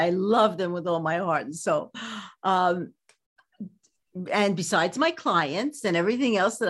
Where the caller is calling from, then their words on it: California, United States; From sunny, well, today it's not so sunny, California.